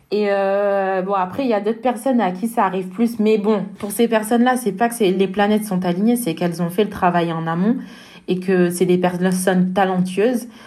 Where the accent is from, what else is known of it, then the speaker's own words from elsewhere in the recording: France; je dis pas ça parce que je suis française, mais ce tournoi, il, vaut le détour.